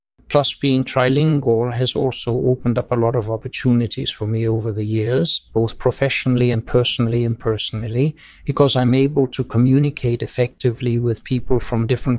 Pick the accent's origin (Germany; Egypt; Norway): Norway; also born or lived in Denmark; So I was born in Denmark and then I grew up in Norway and Swedish.